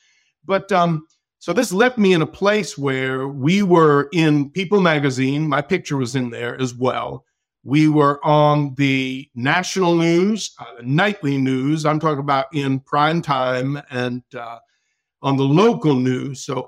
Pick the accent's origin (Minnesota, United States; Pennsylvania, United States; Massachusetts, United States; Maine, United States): Massachusetts, United States; born there; Okay, a little bit about my background. Of course, I was born in Massachusetts